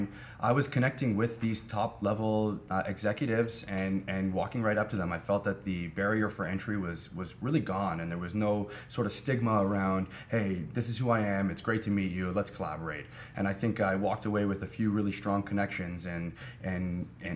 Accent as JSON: {"language": "English", "town": "Toronto", "region": "Ontario", "country": "Canada", "tie": "born or raised there", "said": "Toronto, born and raised"}